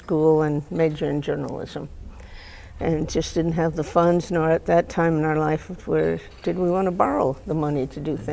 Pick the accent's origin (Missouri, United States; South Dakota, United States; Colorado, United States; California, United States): South Dakota, United States; Emery; I was born in Emory, South Dakota, 1945, oldest of nine